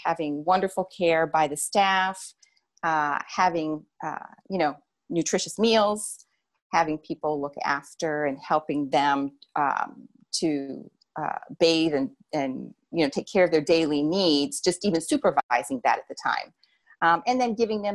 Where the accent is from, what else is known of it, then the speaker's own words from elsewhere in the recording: New Jersey, United States; I'm from New Jersey